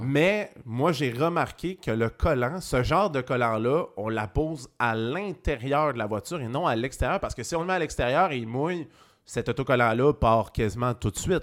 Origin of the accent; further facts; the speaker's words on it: Saguenay, Quebec, Canada; je viens du Saguenay